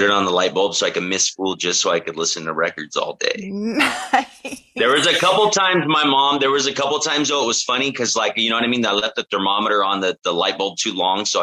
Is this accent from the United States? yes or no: yes; Oxnard, California, United States; also born or lived in Orange County, California; I was born and raised in Oxnard, California